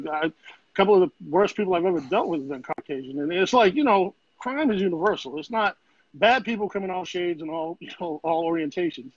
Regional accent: Boston, Massachusetts, United States; moved away as an adult; now in Florida, United States; where I grew up in Grove Hall, we didn't really have projects, but the whole thing's a project

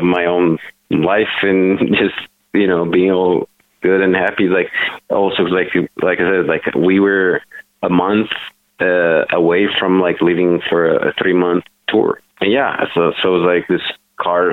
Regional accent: Italy; moved away; I'm like born and raised in Italy.

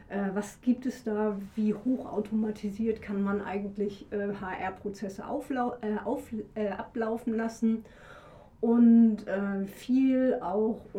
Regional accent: Hamburg, Germany; also born or lived in Dresden; now in Leipzig, Germany; ich bin schon 57, Babyboomerin, gebürtige Hamburgerin, merkt man manchmal ähm, war Leipzigerin seit über 20 Jahren. Vorher habe ich in Dresden gelebt. Also man kann schon sagen, ich bin so ein bisschen eingesächselt.

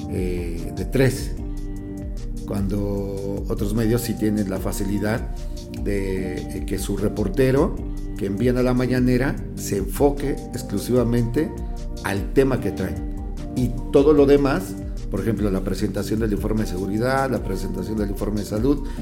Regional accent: Chilpancingo, Guerrero, Mexico; yo de, Chilpancingo, de mi pueblo, venía de hacer radio y de, y de periodismo impreso.

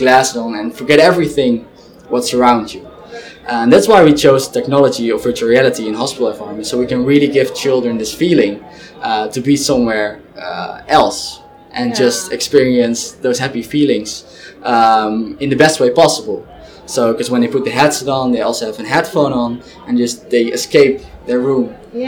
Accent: Zwolle, Overijssel, Netherlands; I'm originally from Zwolle

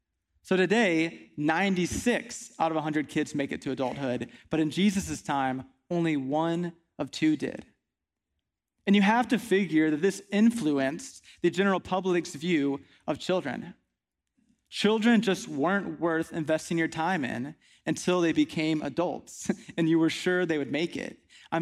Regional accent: Midland, Texas, United States; also born or lived in Kingwood, Texas; So I grew up out west in Midland, Texas, which was a really nice place to spend a lot of years of my life.

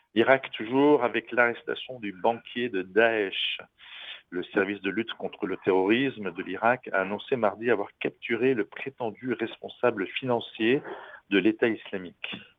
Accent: France; ici chez nous en France

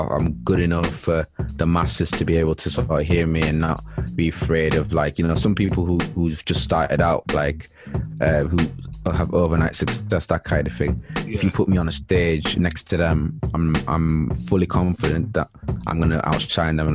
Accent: Leeds, Yorkshire and the Humber, United Kingdom; moved away as an adult; now in Manchester, United Kingdom; I'm from Leeds. Grew up in Chapel Town

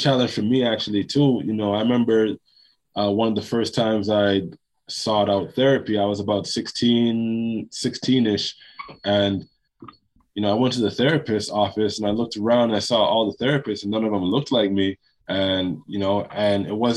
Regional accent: Toronto, Ontario, Canada; also born or lived in Jamaica; I was born in Jamaica. I came to Toronto when I was 2 years old. Also, you know, Toronto, when I was growing up in the 90s

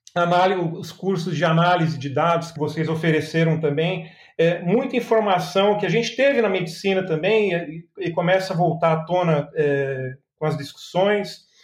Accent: São Paulo, Brazil; now in Belo Horizonte, Brazil; Eu sou nascido em São Paulo, e vim para Minas Gerais já tem mais de 25 anos que estou aqui em Minas

